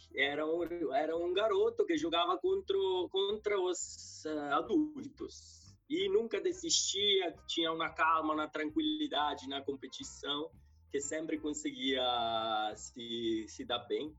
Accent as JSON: {"language": "Portuguese", "town": "Civitanova Marche", "region": "Marche", "country": "Italy", "tie": "born or raised there", "also_born_or_lived": "Spain / Ireland", "second_language": "Portuguese", "moved": "yes", "lives_now": "São Paulo, Brazil", "said": "E eu nasci no centro-leste da Bota, do país da Bota, né? Que é uma cidade que, chama, que é chamada de Civitanova Mar. Civita Nova Marca, fica no centro-leste, no Mar Adriático, uma cidade de 40 mil habitantes. E tinha uma infância simples, tranquila"}